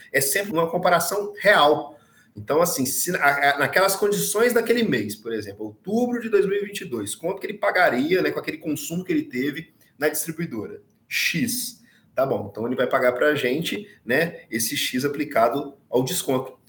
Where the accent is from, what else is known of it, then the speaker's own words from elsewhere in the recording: Minas Gerais, Brazil; Eu sou de Minas